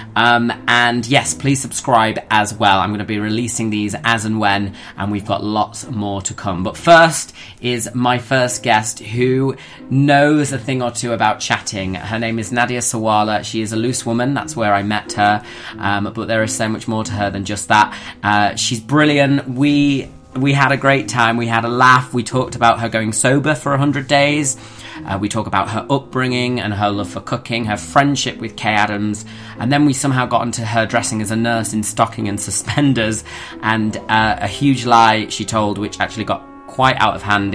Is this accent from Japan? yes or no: no; Cleethorpes, Yorkshire and the Humber, United Kingdom; also born or lived in Grimsby; I grew up in Cleethorpes. I was born in Grimsby.